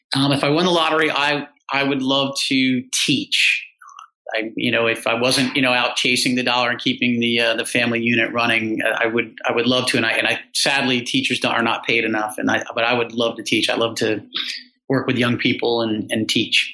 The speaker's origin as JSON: {"language": "English", "region": "New York area", "country": "United States", "tie": "born or raised there", "moved": "yes", "lives_now": "Virginia, United States", "said": "I love growing up around the New York area."}